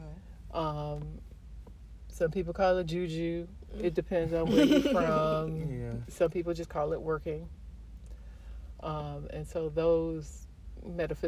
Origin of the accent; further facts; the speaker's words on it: Highland Park, Michigan, United States; also born or lived in Detroit, Michigan; I was born in Highland Park.